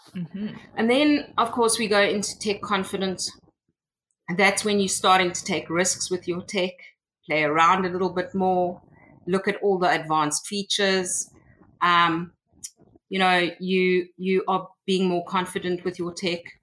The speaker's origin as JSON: {"language": "English", "country": "South Africa", "tie": "born or raised there", "also_born_or_lived": "Cape Town", "said": "I am from South Africa, and um, I have been I've, I've, was born here and I've been living in South Africa all my life"}